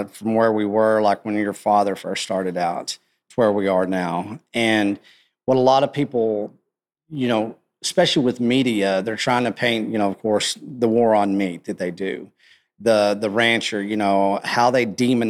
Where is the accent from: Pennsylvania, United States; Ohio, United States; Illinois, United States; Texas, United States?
Texas, United States; West; I grew up in West Texas